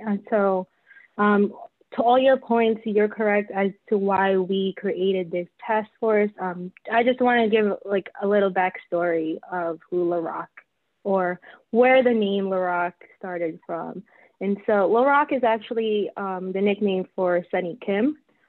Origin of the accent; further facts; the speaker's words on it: Philippines; now in Texas, United States; I have long hair, I'm Filipino.